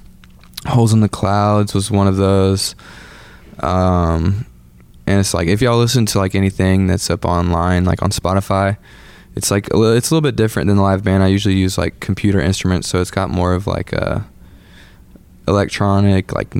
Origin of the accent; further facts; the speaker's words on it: Atlanta, Georgia, United States; We are from Atlanta